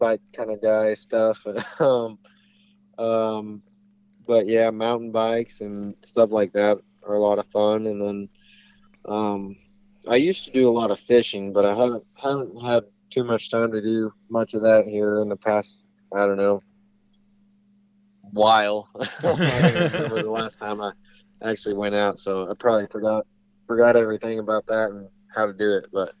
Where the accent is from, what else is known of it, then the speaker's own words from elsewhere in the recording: Springfield, Missouri, United States; I'm from Missouri, around Springfield, Missouri